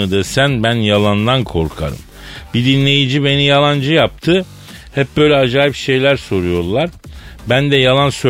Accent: Elazığ Province, Turkey; Ben de e, ben Malatyalı değil Elazığlıyım yavrum dedim.

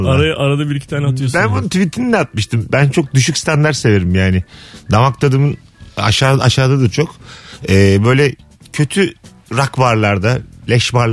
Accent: Ankara, Turkey; Yok ben de Ankaralıyım abi.

